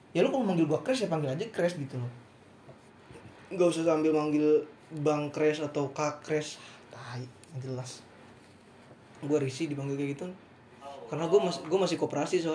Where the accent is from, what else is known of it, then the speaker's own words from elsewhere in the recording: Jabodetabek, Indonesia; kalau karena kita anak Jabodetabek ya?